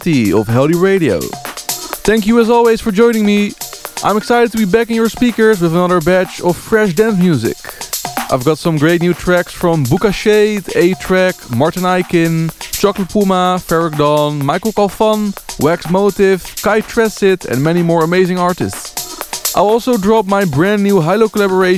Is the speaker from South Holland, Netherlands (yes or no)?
yes; Rotterdam, South Holland, Netherlands; my hometown Rotterdam